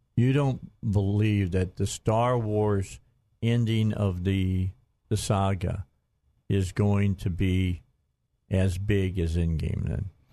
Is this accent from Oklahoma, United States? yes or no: no; Gary, Indiana, United States; We're both from Indiana. He's from Lafayette. I'm from Gary.